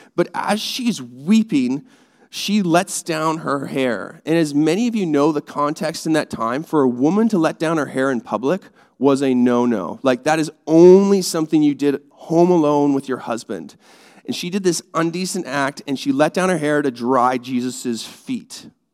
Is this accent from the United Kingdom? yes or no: no; Canada; I'm Canadian